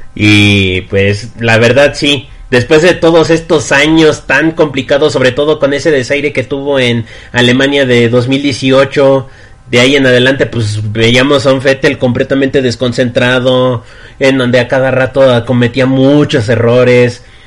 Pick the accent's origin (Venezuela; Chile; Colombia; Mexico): Mexico; como yo, bueno, como varios mexicanos